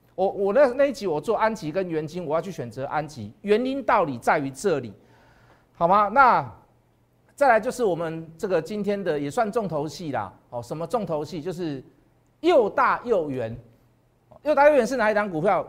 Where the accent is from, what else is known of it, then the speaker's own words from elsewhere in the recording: Taiwan; 我是台湾人